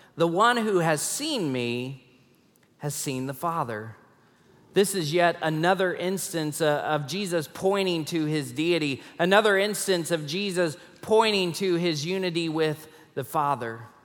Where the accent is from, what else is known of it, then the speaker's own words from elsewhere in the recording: Rockport, Texas, United States; moved away as an adult; also born or lived in Tulsa, Oklahoma; now in Fort Worth, United States; when I was seven, we moved to Rockport, Texas, and we lived there for about ten years until I graduated from high school